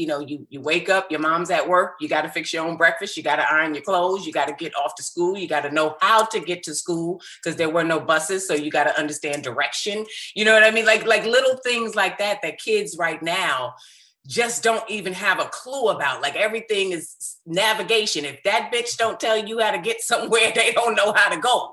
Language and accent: English; White Plains, New York, United States; also born or lived in Mount Vernon, New York; raised in White Plains, New York. So I'm a New York girl